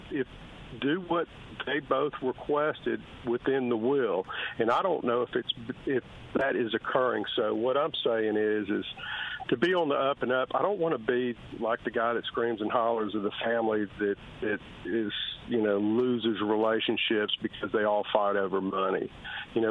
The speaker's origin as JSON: {"language": "English", "country": "United States", "tie": "born or raised there", "also_born_or_lived": "Mississippi / Tennessee", "said": "We grew up in Mississippi, in Tennessee"}